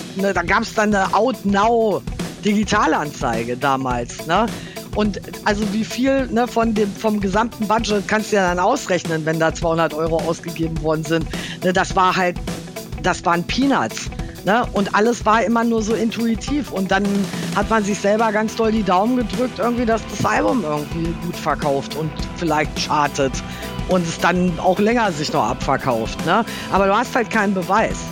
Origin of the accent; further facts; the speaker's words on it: Hanover, Lower Saxony, Germany; moved away as an adult; also born or lived in Dortmund / Los Angeles; Gebürtig, okay. äh, gebürtige Hannoveranerin. Bin in Hannover, ja. äh, habe in Hannover-Linden gewohnt